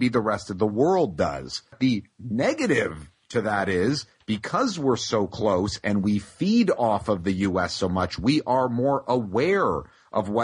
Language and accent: English; Canada; also born or lived in Toronto; by us being Canadian